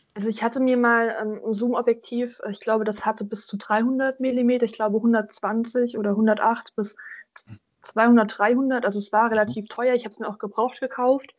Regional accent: Thuringia, Germany; now in Göttingen, Germany; Ich komme ja ursprünglich aus Thüringen

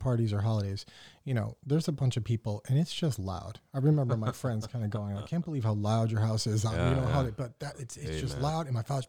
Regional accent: Windsor, Connecticut, United States; So I grew up in Windsor, Connecticut.

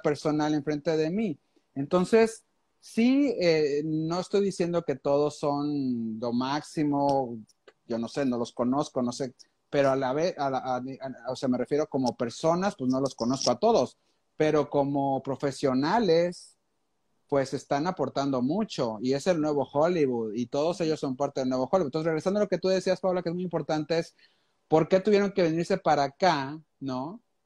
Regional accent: Monterrey, Nuevo León, Mexico; como buen regiomontano

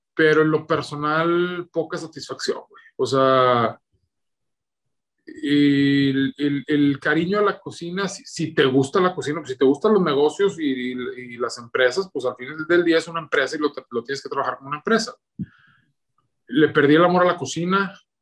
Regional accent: Torreón, Coahuila, Mexico; Soy de la tierra del norte del mero Coahuila, de la ciudad de Torreón.

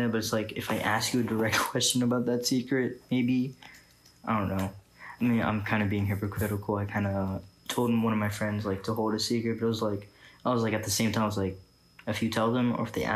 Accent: Richmond, Virginia, United States; now in Texas, United States; my hometown in Richmond

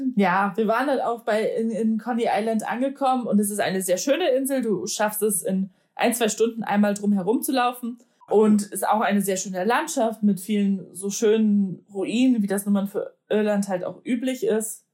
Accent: Poland; moved away; als Polin

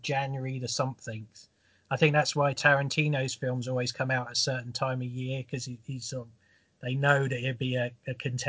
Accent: London, United Kingdom; I was born in South London

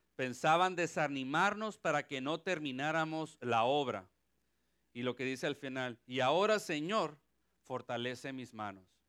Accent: Mexico; now in Ponce, Puerto Rico; Soy mexicano y tengo sangre de Pancho Villa.

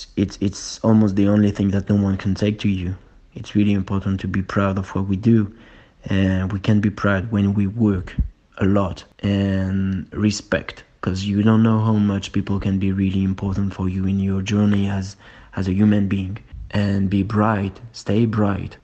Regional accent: Rouen, Normandy, France; also born or lived in Paris; I grew up in Rouen, in Normandy.

